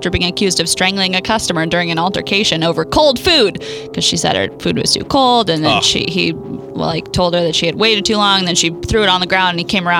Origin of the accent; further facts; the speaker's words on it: Idaho, United States; my home state of Idaho